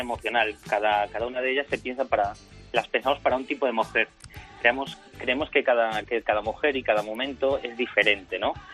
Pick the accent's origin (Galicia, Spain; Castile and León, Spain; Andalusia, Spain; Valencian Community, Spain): Galicia, Spain; A Coruña; also born or lived in Ourense; provenimos de Orense, la familia viene de Orense, pero bueno, yo he nacido en La Coruña